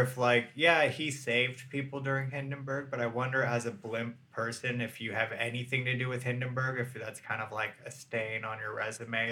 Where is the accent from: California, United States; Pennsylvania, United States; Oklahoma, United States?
California, United States; San Francisco Bay Area; I'm from the Bay Area